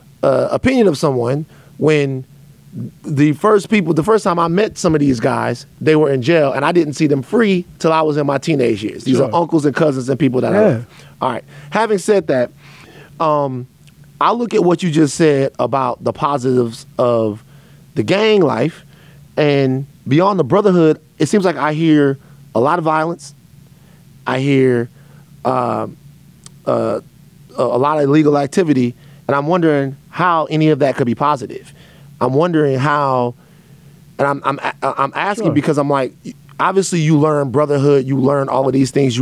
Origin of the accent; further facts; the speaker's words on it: Baton Rouge, Louisiana, United States; I'm from South Baton Rouge